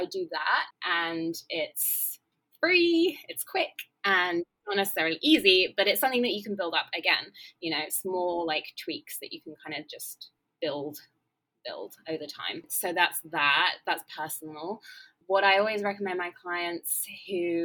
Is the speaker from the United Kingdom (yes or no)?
yes; England, United Kingdom; accent: English; moved away as an adult; now in Los Angeles, United States; I'm English, as you can tell from my accent, but I now live